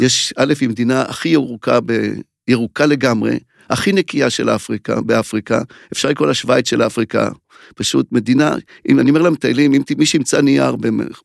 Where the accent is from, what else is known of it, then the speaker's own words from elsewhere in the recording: Mishmar HaNegev, Southern District, Israel; אני קיבוצניק ממשמר הנגב